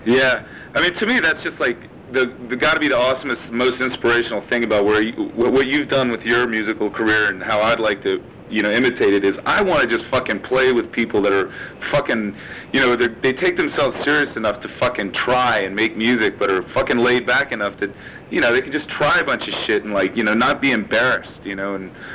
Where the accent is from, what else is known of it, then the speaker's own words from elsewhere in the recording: Richmond, Virginia, United States; moved away as an adult; I was raised in the South in Virginia